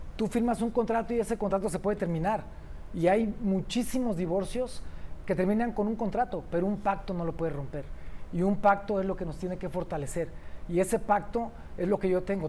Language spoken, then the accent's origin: Spanish; Uruapan, Michoacán, Mexico; moved away; also born or lived in Mexico City; yo prefiero regresarme a mi pueblo